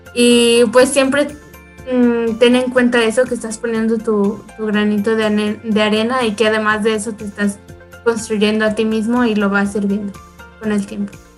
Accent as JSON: {"language": "Spanish", "region": "Guanajuato", "country": "Mexico", "said": "soy de Guanajuato, México"}